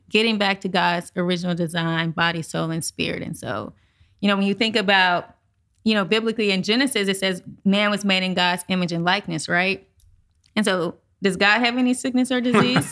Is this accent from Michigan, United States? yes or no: no; St. Louis, Missouri, United States; I'm born and raised in St. Louis, Missouri, Midwest.